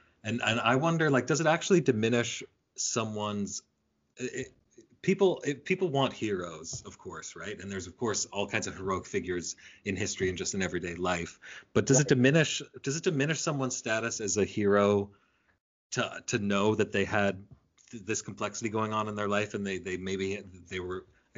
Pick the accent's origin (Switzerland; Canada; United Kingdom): Canada; I'm Canadian American. I'm a full-blood type.